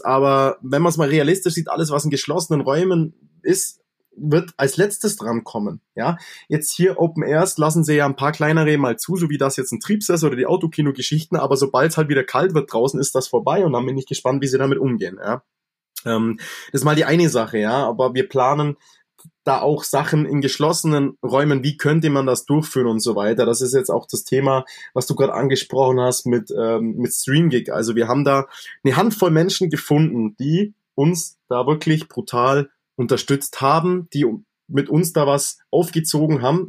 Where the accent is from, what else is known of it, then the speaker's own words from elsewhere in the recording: Allgäu, Bavaria, Germany; bei uns im Allgäu